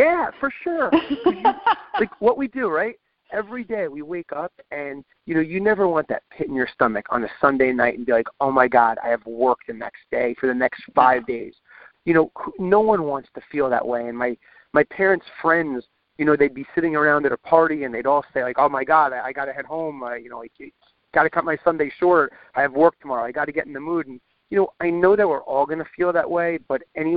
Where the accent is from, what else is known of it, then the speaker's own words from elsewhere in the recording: Long Island, New York, United States; I grew up on Long Island.